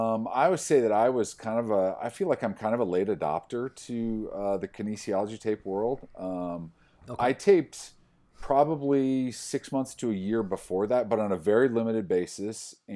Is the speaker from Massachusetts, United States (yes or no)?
no; Iowa, United States; I grew up in Iowa. I went to school in South Dakota.